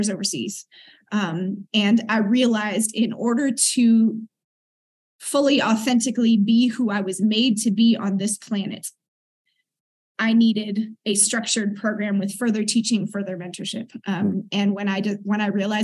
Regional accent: Oakland, California, United States; moved away as an adult; also born or lived in South Africa; grew up in East Oakland, a predominantly black neighborhood

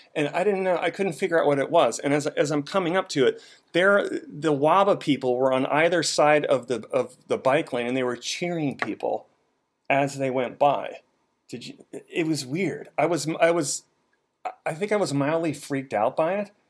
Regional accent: Boston, Massachusetts, United States; now in Washington, D.C., United States; I grew up in Boston.

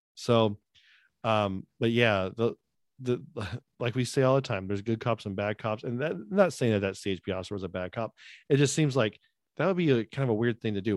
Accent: United States; I'm American

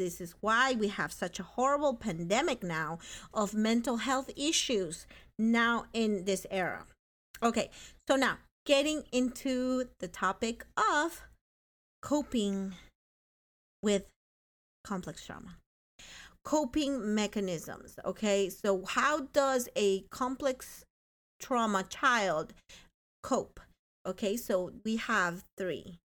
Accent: North Plainfield, New Jersey, United States; I come from the Plainfields. Hello. Hello to the hood. North Plainfield. Go Canucks.

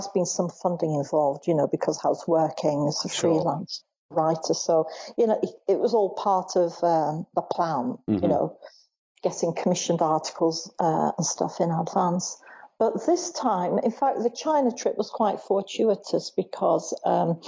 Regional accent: Bolton, North West England, United Kingdom; I grew up in Bolton

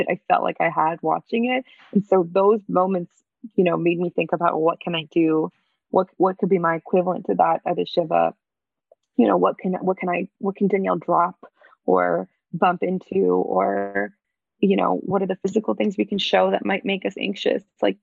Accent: Canada; moved away as an adult; also born or lived in New York; I'm Canadian and I was living in New York

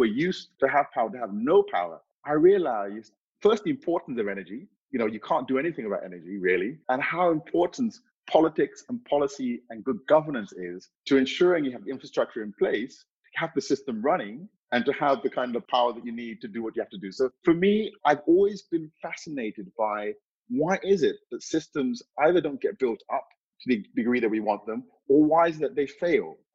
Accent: Monrovia, Montserrado, Liberia; moved away; I was born in Monrovia, Liberia in 1969, stone's throw away from the Atlantic Ocean.

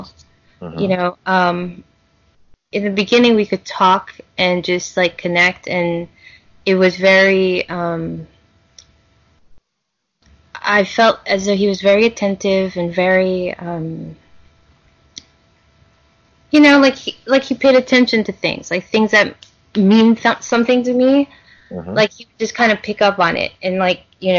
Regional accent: Louisiana, United States; growing up in Louisiana

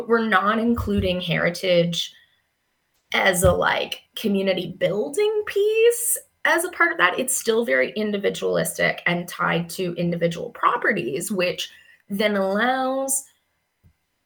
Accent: Kelowna, British Columbia, Canada; moved away as an adult; now in London, Canada; I'm from BC, I was born and raised in Kelowna

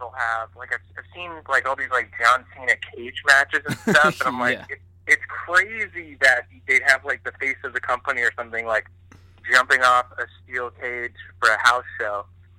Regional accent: New Jersey, United States; now in Los Angeles, United States; I'm from New Jersey.

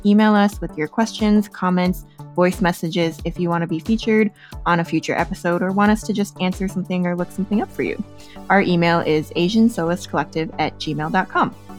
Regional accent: United States; also born or lived in Chicago; growing up in the States

